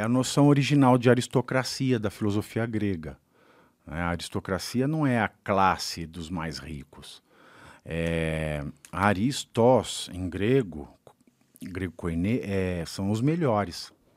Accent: Brazil; sendo brasileiro

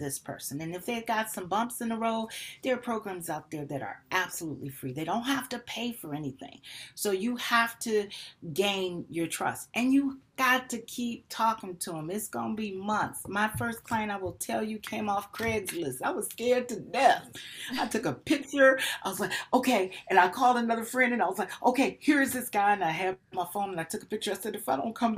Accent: Detroit, Michigan, United States; moved away; I'm still from Detroit

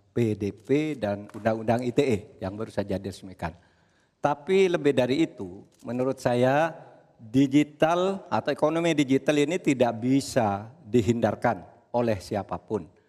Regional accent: Madura, East Java, Indonesia; saya ingat pulau saya Madura

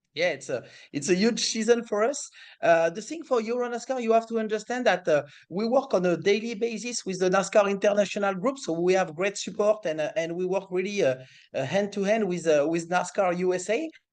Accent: France; accent: French; English is a second language; my French accent

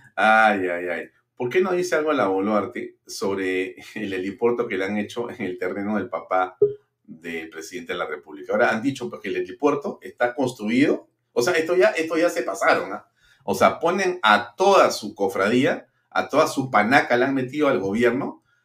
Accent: Peru; Si algo somos los peruanos, es caritativos y solidarios

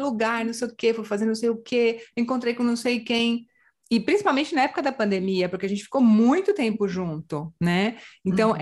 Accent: Brazil; moved away as an adult; now in Canary Islands, Spain; eu sou do Brasil

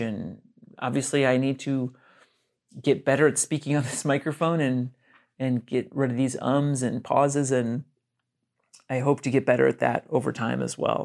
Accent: Brunswick, Ohio, United States; moved away as an adult; now in Portland, United States; I grew up in Brunswick, Ohio. That's in Northeast Ohio, about thirty-ish minutes south of Cleveland, Ohio

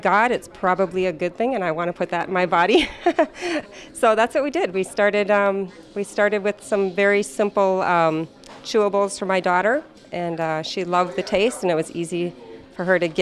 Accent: La Crosse, Wisconsin, United States; now in Delano, United States; I am actually from La Crosse, Wisconsin

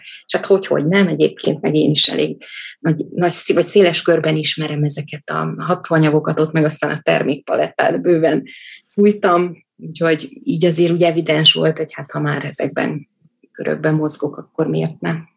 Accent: Budapest, Hungary; also born or lived in Dég; miattunk a testvérem elköltöztek fel anyujék Budapestre

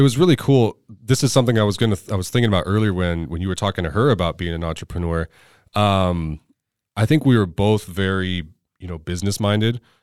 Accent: Orange County, California, United States; also born or lived in Ventura County, California; I spent my childhood in Orange County

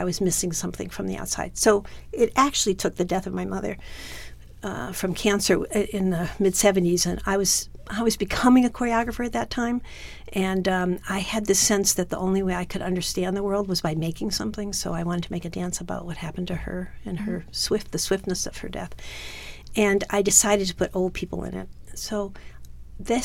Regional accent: Milwaukee, Wisconsin, United States; I went home to Milwaukee

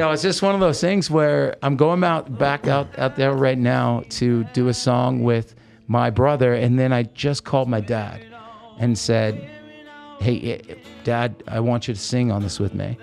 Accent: Oregon, United States; also born or lived in Hollywood; now in Las Vegas, United States; I grew up in Oregon

